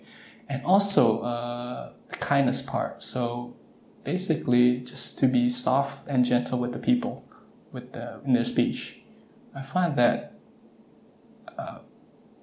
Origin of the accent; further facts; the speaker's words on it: Southern California, United States; I'm from Southern California